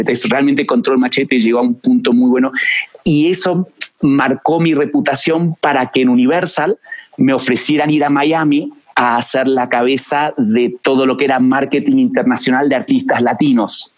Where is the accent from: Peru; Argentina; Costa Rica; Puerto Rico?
Argentina; moved away as an adult; now in Mexico; Y yo nazco en Argentina, nací en Argentina, eh, con esa dualidad de, ir a colegios británicos, eh, siempre hablamos en inglés en mi casa, pero em, apasionado por Argentina